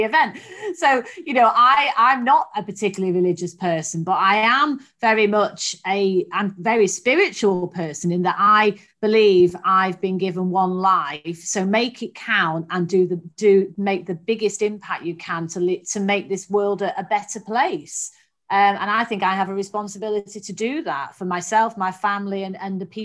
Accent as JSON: {"language": "English", "town": "Manchester", "region": "North West England", "country": "United Kingdom", "tie": "born or raised there", "said": "I grew up in Manchester"}